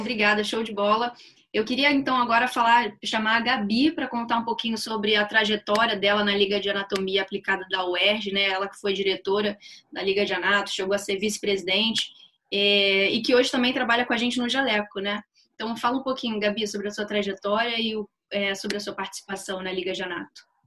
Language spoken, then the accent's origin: Portuguese; Rio de Janeiro, Brazil; eu formei na UFRJ, né, aqui no Rio, sou do Rio